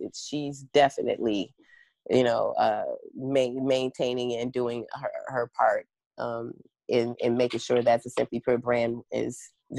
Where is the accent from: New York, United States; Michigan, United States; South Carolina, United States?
Michigan, United States; Detroit; because I am African American and I'm from Detroit. I've lived in all kinds of different areas throughout the country.